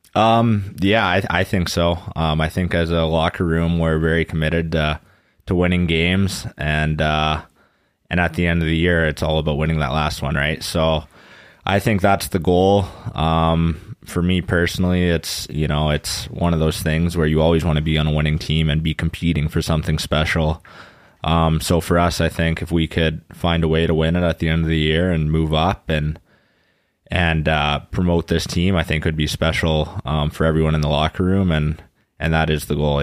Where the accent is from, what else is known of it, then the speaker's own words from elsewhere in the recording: Kamloops, British Columbia, Canada; moved away as an adult; now in Weiden, Germany; in my hometown, that's just another community still in Kamloops.